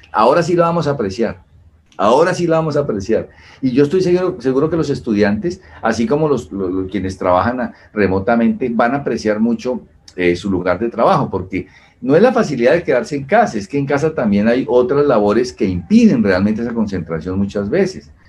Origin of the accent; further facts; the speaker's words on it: Colombia; nosotros como colombianos